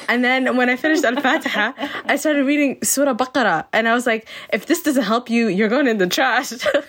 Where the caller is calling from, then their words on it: Edmonton, Alberta, Canada; I'm joining from Edmonton, and I'm so happy to be here.